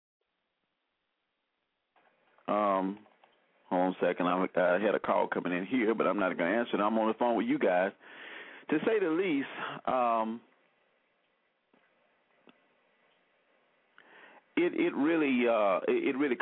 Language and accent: English; Selma, Alabama, United States; I grew up in Selma, Alabama, and we watched the Klan riot when I was a little boy